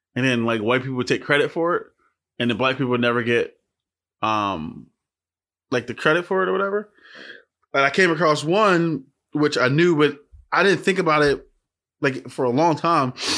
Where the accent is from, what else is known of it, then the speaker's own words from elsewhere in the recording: Philadelphia, Pennsylvania, United States; I'm from Philly. We got an accent